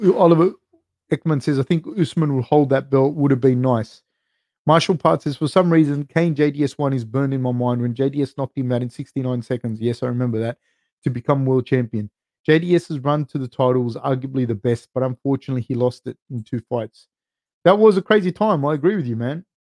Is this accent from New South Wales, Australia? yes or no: yes; Sydney, New South Wales, Australia; I grew up right next to Cabramatta in the 90s. Like you could say I grew up in Ashcroft, the place called Ashcroft